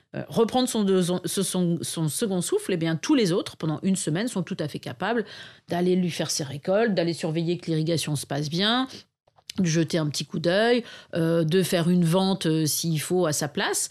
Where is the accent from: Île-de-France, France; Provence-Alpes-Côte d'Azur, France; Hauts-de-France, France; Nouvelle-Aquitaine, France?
Hauts-de-France, France; Arras; j'ai grandi à Arras, donc ville de 60 000 habitants